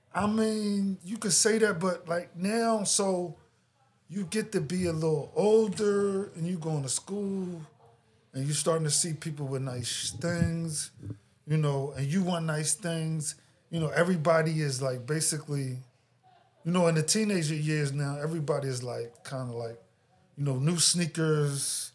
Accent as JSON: {"language": "English", "town": "Philadelphia", "region": "Pennsylvania", "country": "United States", "tie": "born or raised there", "said": "I grew up in Philadelphia"}